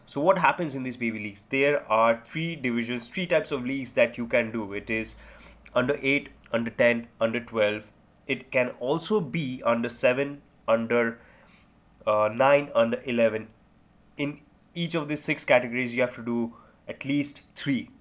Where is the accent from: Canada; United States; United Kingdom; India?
India; I'm an Indian